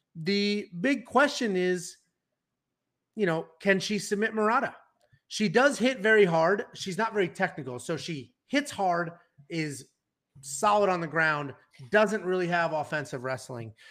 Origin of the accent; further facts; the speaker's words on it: Connecticut, United States; We're both from Connecticut